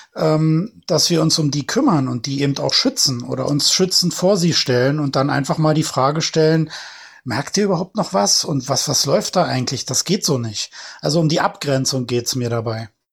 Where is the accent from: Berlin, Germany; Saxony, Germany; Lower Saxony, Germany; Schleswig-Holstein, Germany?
Berlin, Germany; ich bin ja selber Berliner, ich sitze ja hier mittendrin